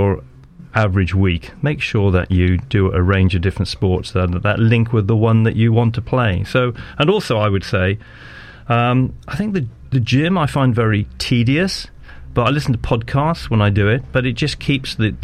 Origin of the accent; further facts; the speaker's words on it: Wales, United Kingdom; moved away; also born or lived in Dorking, Surrey / Malvern; I'm a Welshman, but I played for the English public schools representative side